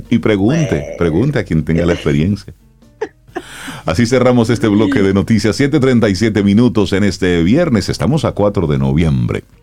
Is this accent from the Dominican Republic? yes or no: yes; Cibao, Dominican Republic; Yo soy un hombre del Cibao, yo soy un hombre del campo.